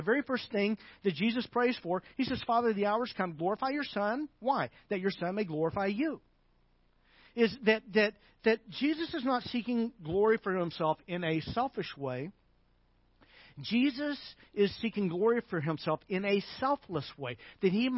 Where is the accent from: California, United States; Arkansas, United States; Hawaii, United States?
Arkansas, United States; I'm from Arkansas